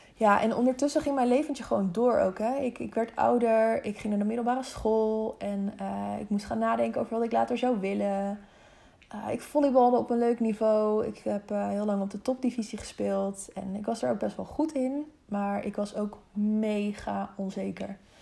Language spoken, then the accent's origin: Dutch; Harderwijk, Gelderland, Netherlands; also born or lived in Wezep / Zeewolde; vlakbij Harderwijk, waar, eh, waar ik geboren ben